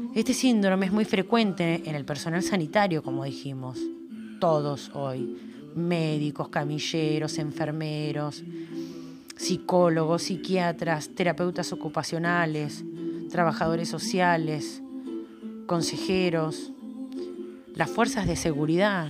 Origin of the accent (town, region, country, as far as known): Argentina